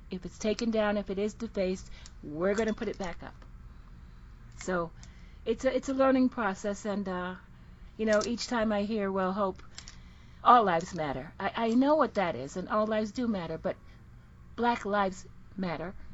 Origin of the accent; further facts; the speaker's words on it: Jamaica; I am from the Caribbean originally. I'm from Jamaica. Lived all over the world. Speak several languages.